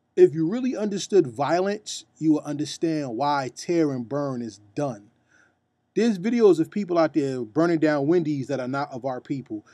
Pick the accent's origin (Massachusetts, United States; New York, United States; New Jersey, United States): New Jersey, United States; I'm from New Jersey